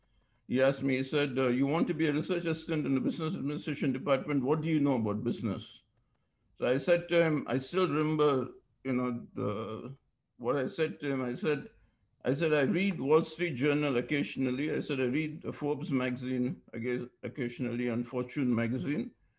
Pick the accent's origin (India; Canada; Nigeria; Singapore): India; Ramgarh, Bihar; moved away as an adult; also born or lived in Chennai, India / West Bengal, India / United States; I was born in Chennai, but I was in Chennai in the southern part of India for a very short time. And my father was a mining engineer. So I grew up next to the coal mines, you know, in Bihar and in West Bengal, and did most of my schooling in Bihar in a town called Ramgarh